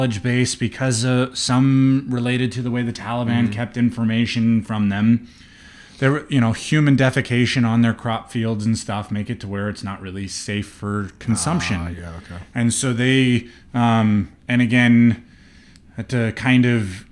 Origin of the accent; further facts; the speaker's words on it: Seattle, Washington, United States; moved away; also born or lived in New Mexico; growing up in the Seattle area